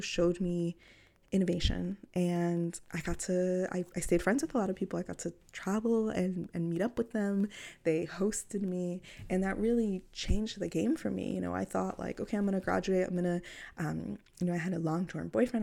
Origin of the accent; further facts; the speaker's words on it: New York City, New York, United States; I grew up in Queens, New York.